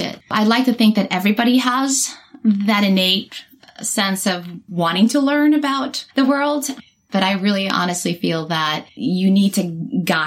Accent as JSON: {"language": "English", "town": "San Juan", "country": "Puerto Rico", "tie": "born or raised there", "also_born_or_lived": "Buenos Aires, Argentina / Venezuela / Orlando, Florida / Tampa, Florida", "second_language": "English", "moved": "as an adult", "lives_now": "United States", "said": "I am originally from Buenos Aires, Argentina. I grew up in San Juan, Puerto Rico."}